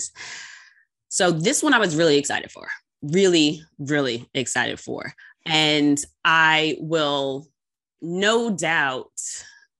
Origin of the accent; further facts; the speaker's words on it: New York, United States; I'm from New York